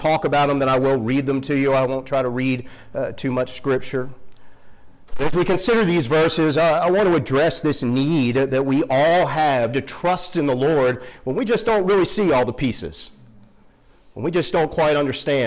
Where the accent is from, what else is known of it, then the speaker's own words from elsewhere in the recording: Philadelphia, Pennsylvania, United States; moved away as an adult; now in Western North Carolina, United States; I grew up right outside of West Philly